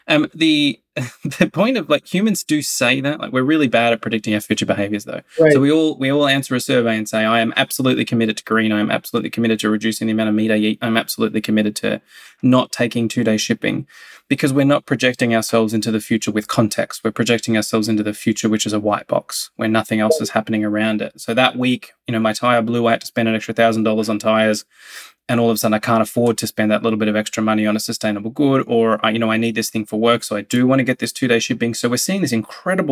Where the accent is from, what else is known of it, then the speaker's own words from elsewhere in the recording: Australia; now in United States; my home country, Australia